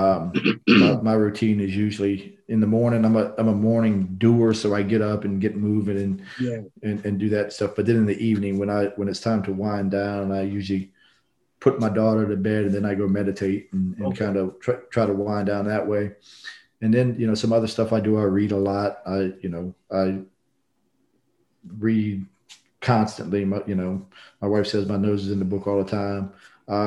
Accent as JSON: {"language": "English", "town": "Norfolk", "region": "Virginia", "country": "United States", "tie": "born or raised there", "also_born_or_lived": "New Orleans, Louisiana", "moved": "yes", "lives_now": "Houston, United States", "said": "I grew up in Norfolk, Virginia, in a diverse neighborhood"}